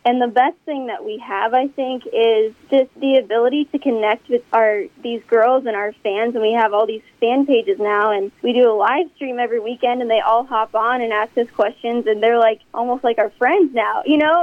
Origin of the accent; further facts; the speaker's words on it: Omaha, Nebraska, United States; we're from Omaha, Nebraska, and we're actually here in Nebraska right now.